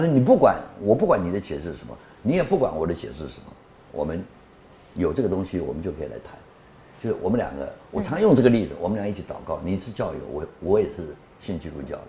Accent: Taiwan; also born or lived in Guangxi, China / Shanxi, China (ancestry); 祖籍山西，生在广，广西，中国就这样，然后成长在台湾

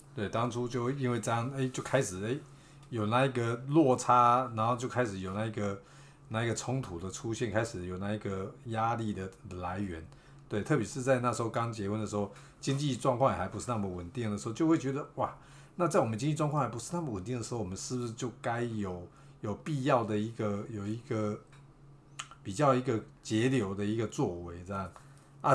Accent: Beigang, Yunlin County, Taiwan; 我是来自北港，但是其实我也不拜妈祖那些的，我也没有偶像崇拜那些

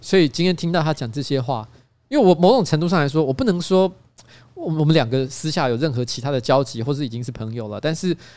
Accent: Taiwan; 我跟他说台湾

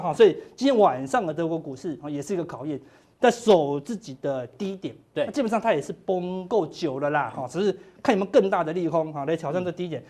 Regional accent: Taiwan; 我们台湾人算很有智慧了啦

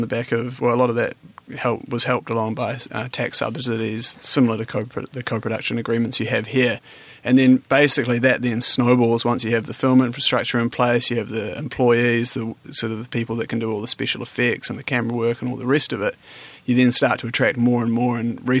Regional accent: New Zealand; now in Taiwan; as a New Zealander

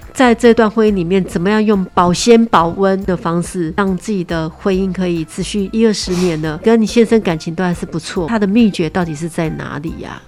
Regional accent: Taiwan; 我们台湾人有台湾人的行情

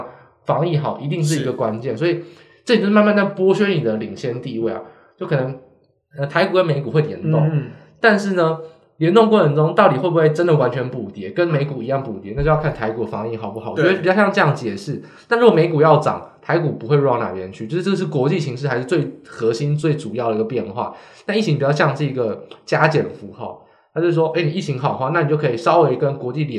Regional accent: Hsinchu, Taiwan; 他在那个新竹的市场，那时候新竹没有扩散呢，因为我是新竹人，我知道

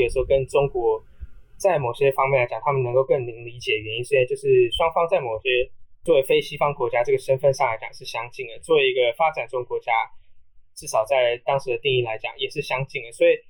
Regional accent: Taiwan; 我们台湾人

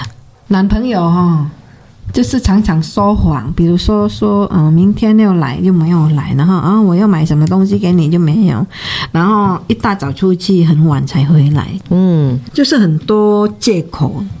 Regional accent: Indonesia; 你看我们乡下人这样子，印尼哈，

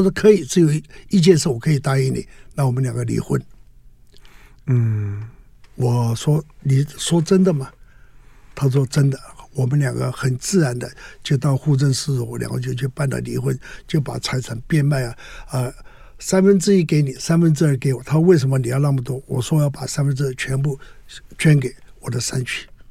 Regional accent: Gangshan, Kaohsiung, Taiwan; moved away as an adult; also born or lived in Northern Myanmar / Northern Thailand; 我是民国三十九年嗯。在台湾高雄县的冈山出生

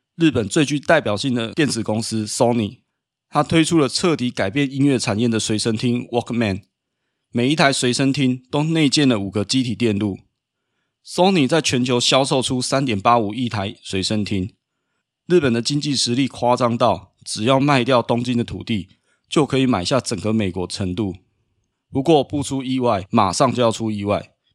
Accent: Taiwan; 身为台湾人的我们

